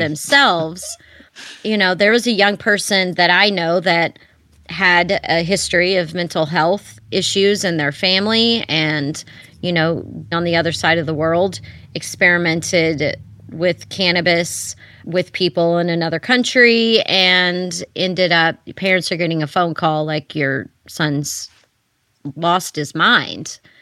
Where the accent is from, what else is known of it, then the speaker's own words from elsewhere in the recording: Texas, United States; moved away; I moved back to my home state of Texas